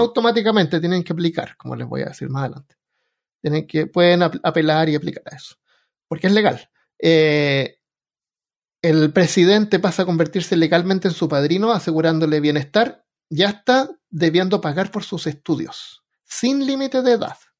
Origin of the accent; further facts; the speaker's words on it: Chile; moved away; No saben ni siquiera que soy chileno